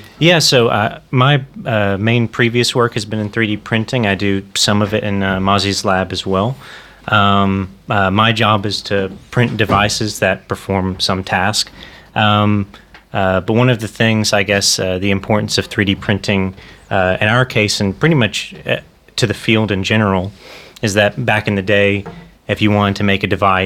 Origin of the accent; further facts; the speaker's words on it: United States; moved away as an adult; now in Amsterdam, Netherlands; I'm actually from the United States.